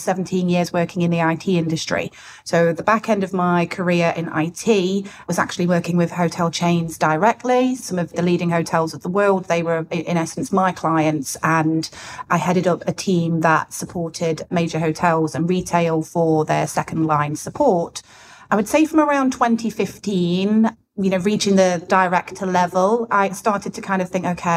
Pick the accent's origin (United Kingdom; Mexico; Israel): United Kingdom; Nottingham, East Midlands; I'm from Nottingham originally